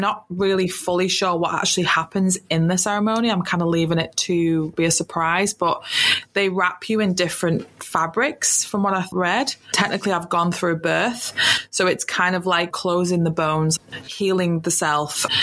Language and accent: English; United Kingdom; moved away as an adult; now in New Zealand; I'm from the UK. You can tell from my accent